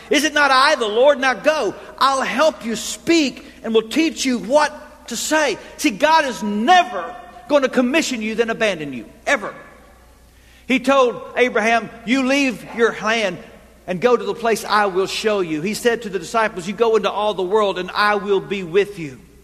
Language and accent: English; Texas, United States; I grew up in Texas. And so, like all good Texans